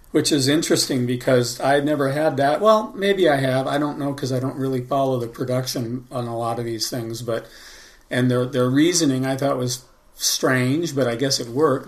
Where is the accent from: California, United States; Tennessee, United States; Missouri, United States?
California, United States; Los Angeles; I'm from uh, Los Angeles, and I grew up in Los Angeles